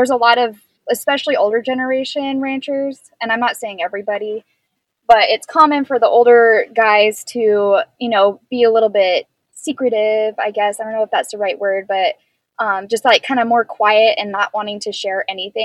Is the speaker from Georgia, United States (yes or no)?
no; San Diego County, California, United States; when I would tell people I'm from San Diego, people didn't really believe me because, you know, a lot of the kids that I went to school with were from the city San Diego. And they were like, I thought you were from like Texas or whatever, because you grew up on a ranch